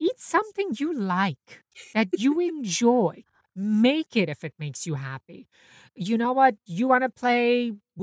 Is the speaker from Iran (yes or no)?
yes; Iran; now in New York, United States; I grew up in Iran during the 80s